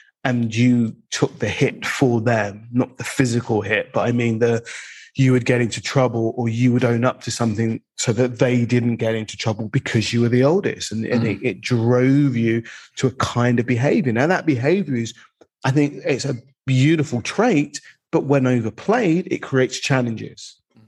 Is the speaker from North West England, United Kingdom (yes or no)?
no; London, United Kingdom; I'm male, I'm black, I'm from the East End, but I don't sound like I'm from the East End.